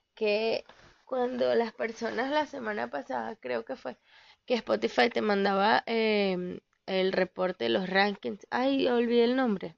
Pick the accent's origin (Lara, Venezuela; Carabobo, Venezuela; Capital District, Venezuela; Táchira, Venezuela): Carabobo, Venezuela; Valencia; moved away; de donde yo soy, en Santa Rosa, en Valencia, Venezuela